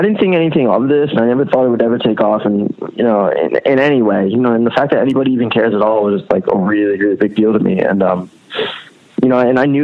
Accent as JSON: {"language": "English", "town": "Allentown", "region": "Pennsylvania", "country": "United States", "tie": "born or raised there", "also_born_or_lived": "Rhode Island", "moved": "as an adult", "lives_now": "Philadelphia, United States", "said": "I was born in Lehigh Valley, which is an hour north of Philly. I spent like my entire childhood there."}